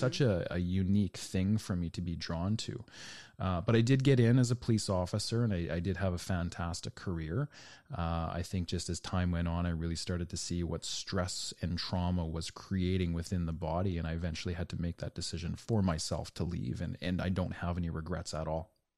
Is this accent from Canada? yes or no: yes; Canada; for me as a Canadian